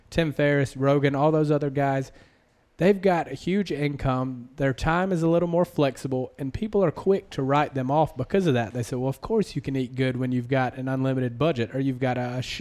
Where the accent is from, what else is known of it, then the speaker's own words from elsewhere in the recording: the South, United States; accent: Southern; I have a slight complex about my accent, you know, being from the South